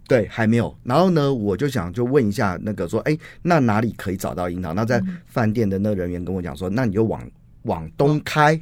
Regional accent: Vancouver, British Columbia, Canada; now in Taiwan; 我以前小时候是住在温哥华

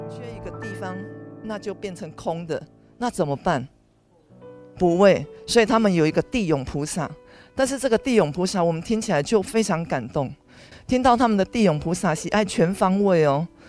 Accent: Taiwan; 以我们台湾人的观念的时候，是一个入土为安

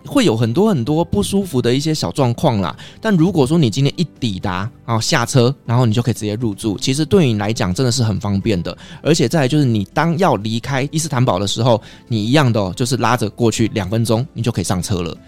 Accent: Taiwan; also born or lived in Istanbul, Turkey; 我们台湾人的味道

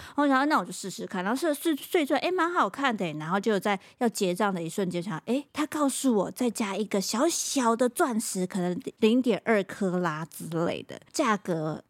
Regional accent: Taiwan; 我是台湾人

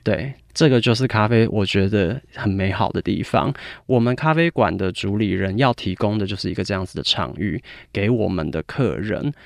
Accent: United Kingdom; 我在英国长大，我其实十二岁就去英国了

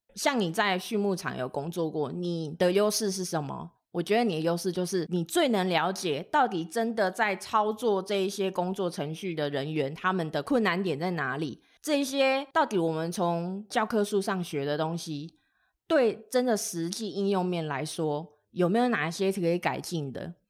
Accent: Tainan, Taiwan; 我是台南人，所以我台语应该算是OK

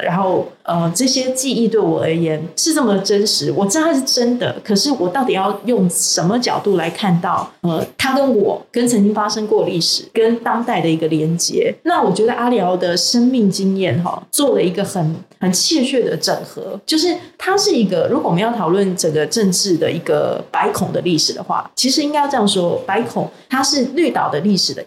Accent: Tainan, Taiwan; now in Taipei, Taiwan; 因为我是台南人嘛，那我自己活在这个台北这个充满钢筋水泥的一个都市

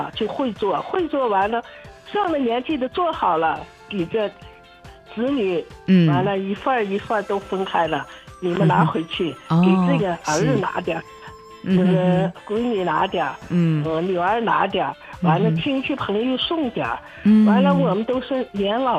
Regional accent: Baotou, Inner Mongolia, China; 我是包头的吧，我们这块就，我妈妈是山西的吧。

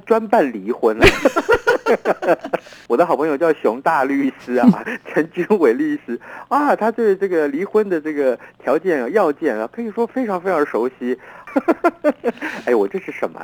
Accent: Taiwan; 我们台湾话

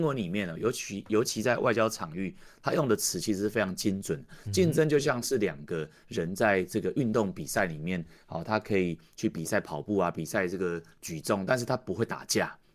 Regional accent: Taiwan; 我们台湾人其实反而是比较有机会可以看得懂两方面到底在干嘛

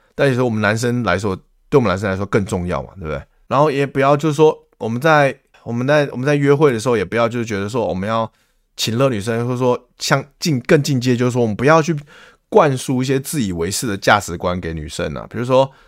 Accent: Taiwan; 我们台湾人

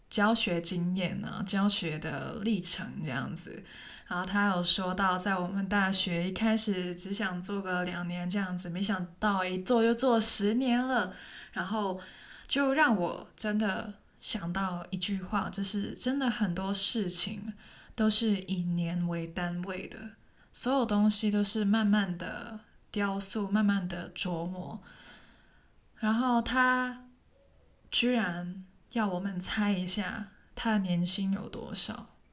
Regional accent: Hong Kong; first language Cantonese; Chinese is a second language; moved away as an adult; now in Taiwan; 听起来像一个台湾人，但是其实我是香港人，然后我，我的母语是广东话

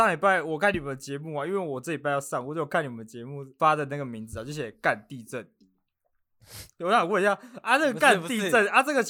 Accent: Australia; Chinese is a second language; 我是来自这个澳洲的澳洲人

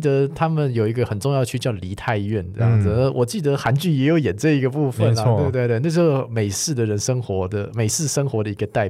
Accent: Taiwan; 南韩人对日本人的态度就跟我们台湾人对日本人的态度完全都不一样。

